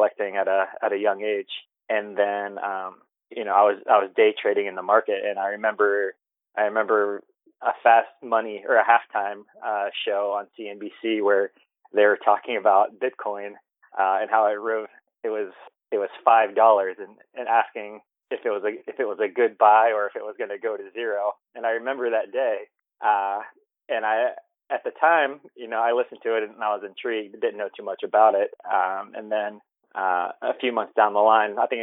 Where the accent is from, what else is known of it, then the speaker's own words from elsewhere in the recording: Ohio, United States; now in Los Angeles, United States; I'm from LA. I'm originally from Ohio.